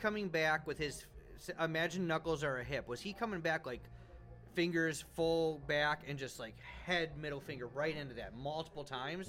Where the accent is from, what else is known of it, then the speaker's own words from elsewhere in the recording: Alpine Valley, Wisconsin, United States; I grew up outside Alpine Valley